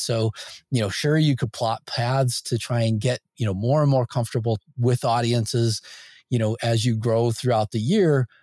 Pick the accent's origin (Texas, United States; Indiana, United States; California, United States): Indiana, United States; Northwest; I grew up in Indiana, uh, Northwest Indiana